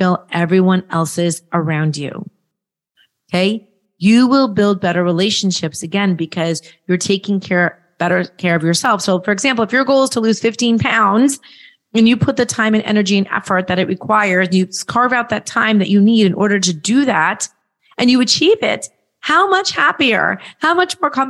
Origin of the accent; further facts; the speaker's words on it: Nashville, Tennessee, United States; right in my hometown, right in Nashville, right down the street